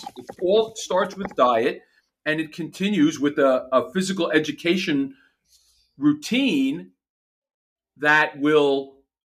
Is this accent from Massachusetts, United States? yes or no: no; New York City, New York, United States; I grew up in Queens in an apartment